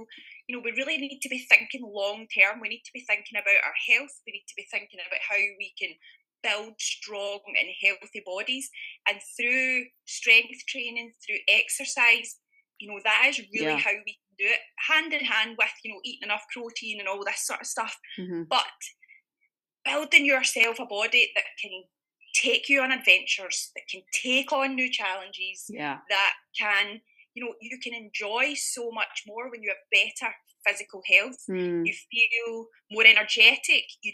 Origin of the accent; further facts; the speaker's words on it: originally near Glasgow, Scotland, United Kingdom; now in Bavaria, Germany; as you can probably hear from my dulcet tones, I am from Scotland